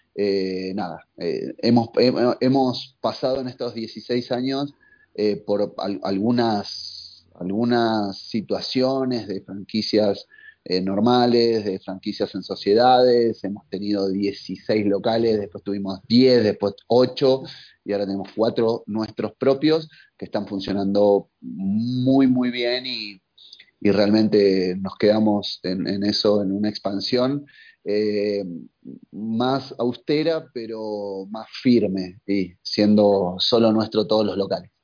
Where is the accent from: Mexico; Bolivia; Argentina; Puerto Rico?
Argentina; Buenos Aires; moved away as an adult; now in Quito, Ecuador; como somos los porteños